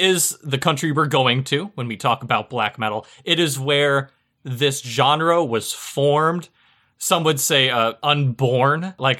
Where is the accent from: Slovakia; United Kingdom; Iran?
United Kingdom; England; It also helps because I'm English